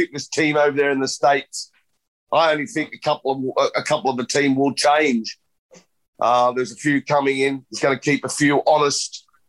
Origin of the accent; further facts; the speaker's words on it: Australia; now in Europe; I'm Australian, yeah, but you know, I cheer for Europe. This was my home tour. This is where my kids live. This is where I live most of the time now.